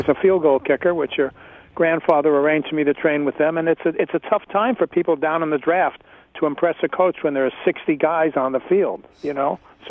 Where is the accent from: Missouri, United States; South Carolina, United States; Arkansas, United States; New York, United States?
New York, United States; Yeah, well, I'm a New Yorker. I'm born and bred in New York